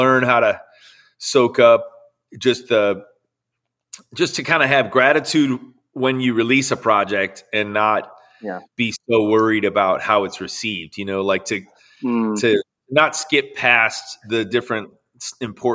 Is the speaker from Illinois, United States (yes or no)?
yes; Chicago suburbs, Illinois, United States; pastors of a church for 38 years in the Chicago suburbs. And so I grew up in and around church my whole life